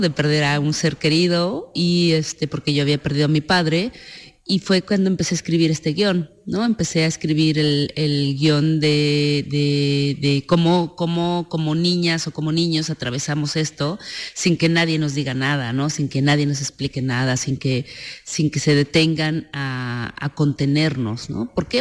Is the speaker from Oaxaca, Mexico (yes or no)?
yes; San Miguel el Grande, Oaxaca, Mexico; Villa Guadalupe Victoria, San Miguel el Grande en Oaxaca, al sur de México, es de donde soy originaria, es, es mi pueblo